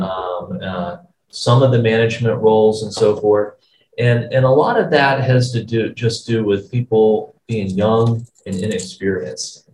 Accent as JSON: {"language": "English", "country": "United States", "said": "as an American"}